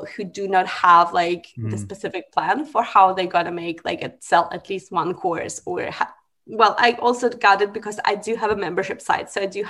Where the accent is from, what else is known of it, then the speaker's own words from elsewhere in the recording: Russia; moved away; I'm from Russia